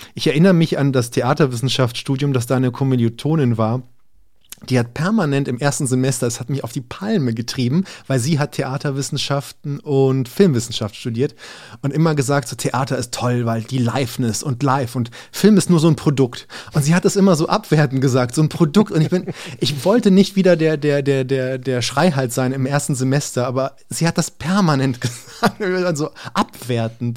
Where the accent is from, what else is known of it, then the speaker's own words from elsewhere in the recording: Berlin, Germany; ich bin jetzt in Berlin aufgewachsen und hier alles Mögliche erlebt